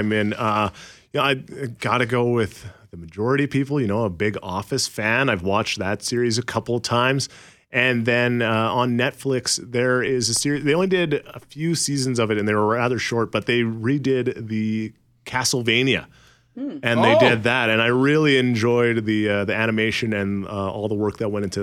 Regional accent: Port Alberni, British Columbia, Canada; also born or lived in Goodsoil, Saskatchewan; now in Manitoba, Canada; I grew up on Vancouver Island in a small town called Port Alberni, but I was actually born in northern Saskatchewan in a small village by the name of Good Soil.

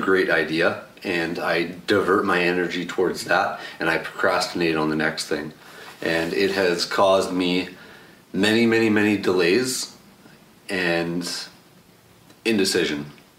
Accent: Alberta, Canada; I'm 32. I'm from Alberta, Canada.

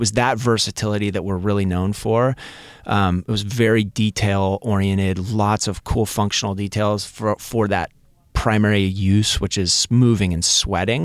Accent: Seattle, Washington, United States; now in Southern California, United States; I grew up in Seattle, like, peering out the window, looking at rain almost every day.

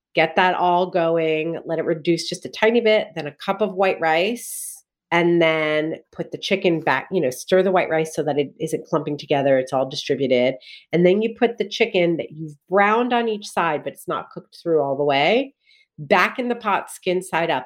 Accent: New Jersey, United States; I grew up in Jersey

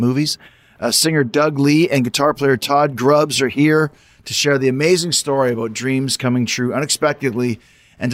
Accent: Winnipeg, Manitoba, Canada; I grew up in Winnipeg, Manitoba.

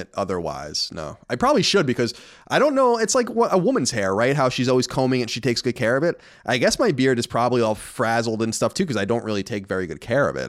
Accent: Long Island, New York, United States; growing up on Long Island

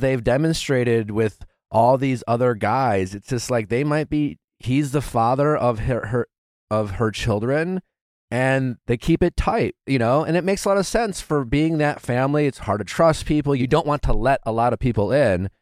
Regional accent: Wisconsin, United States; I grew up in Wisconsin.

